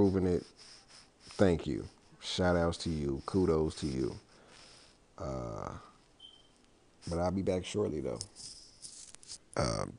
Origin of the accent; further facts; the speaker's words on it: Cincinnati, Ohio, United States; I'm from Cincinnati